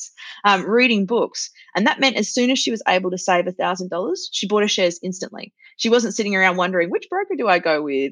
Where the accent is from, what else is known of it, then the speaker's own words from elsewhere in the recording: Australia; I'm Australian